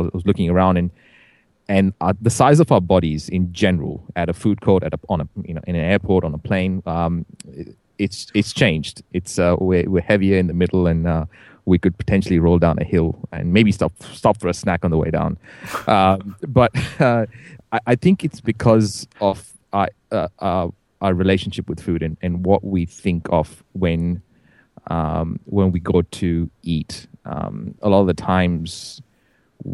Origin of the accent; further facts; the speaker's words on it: India; I'm Indian, right?